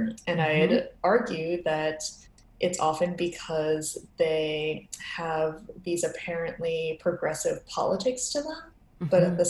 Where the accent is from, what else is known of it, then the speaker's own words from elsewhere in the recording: New York City, New York, United States; I'm from New York City